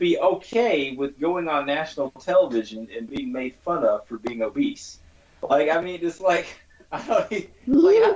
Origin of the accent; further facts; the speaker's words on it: the South, United States; I'm from the South